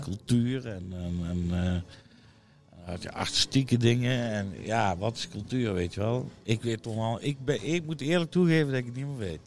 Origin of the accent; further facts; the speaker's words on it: Netherlands; een stukje identiteit is van wie wij zijn als Nederlanders